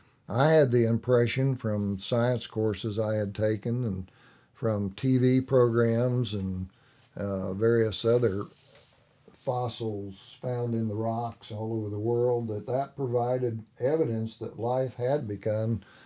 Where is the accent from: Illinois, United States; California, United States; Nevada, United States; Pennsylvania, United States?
Illinois, United States; I'm from Illinois originally